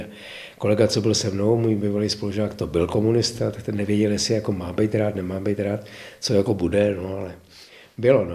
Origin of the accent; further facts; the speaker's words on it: Prague, Czechia; also born or lived in České Budějovice; vedle Prahy, kde jsem se narodil a žil jsem tam, nebo žiju tam v podstatě dodnes částečně, a že jsem tam plných 60 let jako naplno